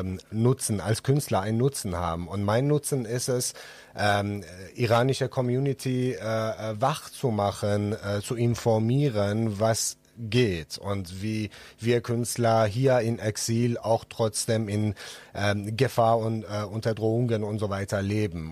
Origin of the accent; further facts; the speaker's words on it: Iran; German is a second language; moved away as an adult; now in Düsseldorf, Germany; ich selbst bin ja aus dem Iran und bin geflüchtet